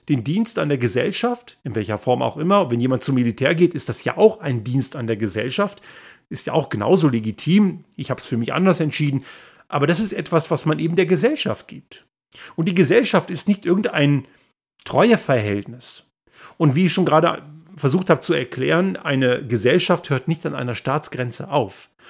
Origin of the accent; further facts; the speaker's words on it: Germany; moved away as an adult; now in Innsbruck, Austria; in dem Land gemacht, wo ich aufgewachsen bin, sprich Deutschland.